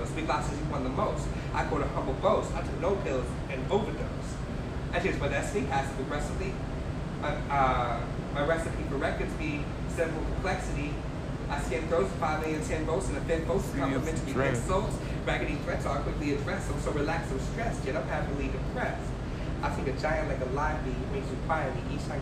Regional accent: Lakewood, United States; I'm from Lakewood.

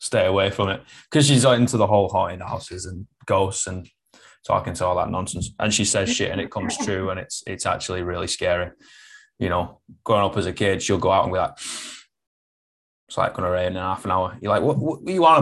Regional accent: Manchester, North West England, United Kingdom; first language English; I'm from Manchester

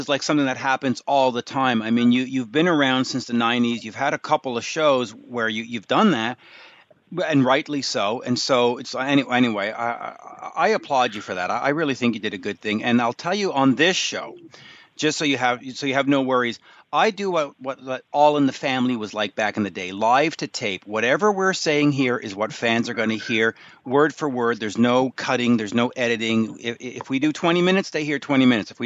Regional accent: Canada; now in Montreal, Canada; I'm in Montreal, I'm a Canadian

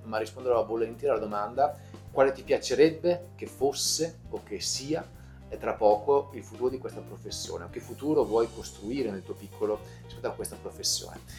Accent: Veneto, Italy; sono veneto

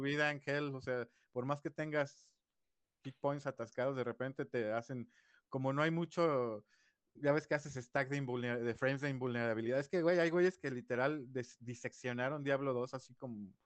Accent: Guadalajara, Jalisco, Mexico; also born or lived in Mexico City; Nací en la Ciudad de México, pero desde los cinco vivo aquí en Guadalajara

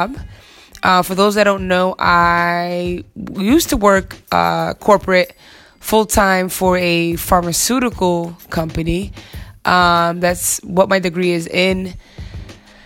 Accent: New York, United States; as a New Yorker that I am

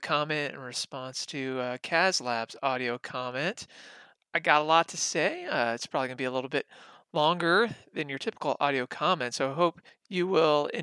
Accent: Texas, United States; my home state of Texas

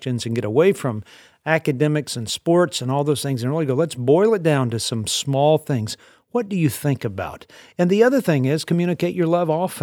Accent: the South, United States; I was raised in the South.

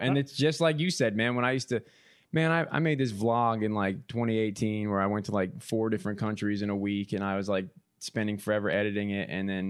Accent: East Coast, United States; I'm not even a Midwesterner by birth. You know, I'm a transfer from the East Coast.

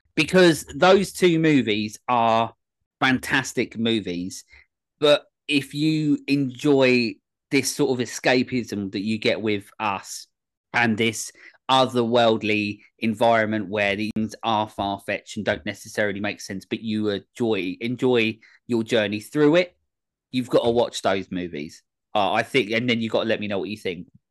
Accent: England, United Kingdom; this common, um, as muck English boy

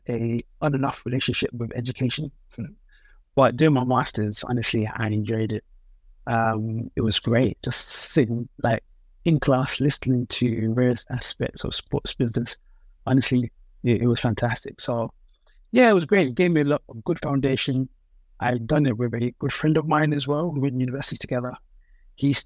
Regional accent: London, United Kingdom; Born and raised in London, but with Nigerian parents

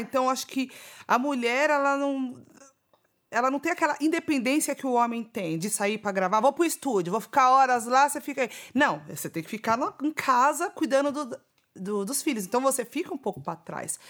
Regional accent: São Paulo, Brazil; Que é um lugar onde eu nasci, cresci, vivi muitas coisas lá

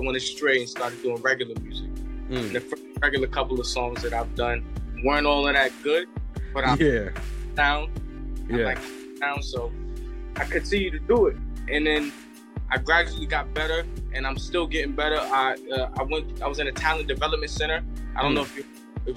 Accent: New York City, New York, United States; I'm from the South Bronx

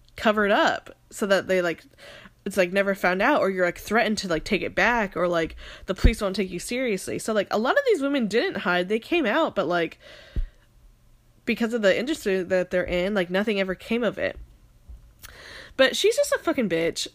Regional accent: Phoenix, Arizona, United States; now in Seattle, United States; I'm from Phoenix

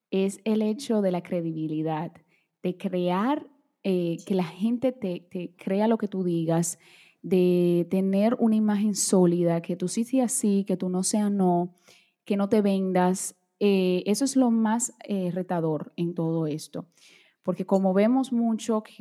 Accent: Brazil; Spanish is a second language; bueno, yo soy brasileña, vamos a bailar samba.

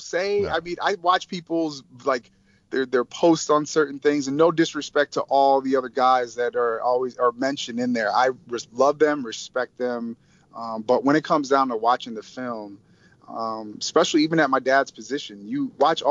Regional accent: Barrington, Illinois, United States; my hometown in Barrington

